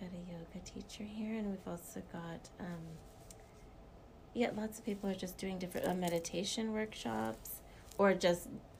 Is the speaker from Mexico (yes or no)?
no; South Africa; I'm South African. My mom is South African.